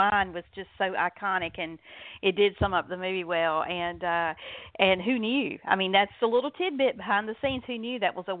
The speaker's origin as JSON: {"language": "English", "area": "the South", "region": "Southern United States", "country": "United States", "said": "I'm a Southerner"}